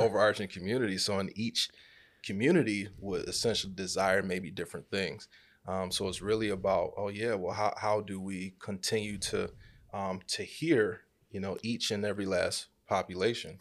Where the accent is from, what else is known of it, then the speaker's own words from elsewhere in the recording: Rochester, New York, United States; Born and raised in Rochester, New York.